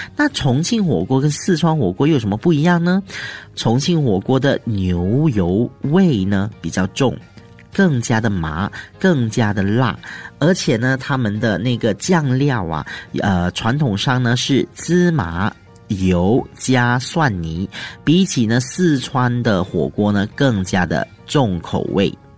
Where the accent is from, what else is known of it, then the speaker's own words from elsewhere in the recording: Malaysia; 尤其是我们马来西亚人哦，很喜欢吃辣的